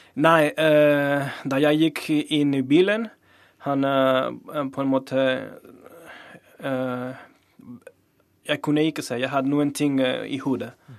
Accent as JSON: {"language": "Norwegian", "town": "Torreón", "region": "Coahuila", "country": "Mexico", "tie": "born or raised there", "second_language": "Norwegian", "moved": "as an adult", "lives_now": "Norway", "said": "min hjemby i, i Torreon"}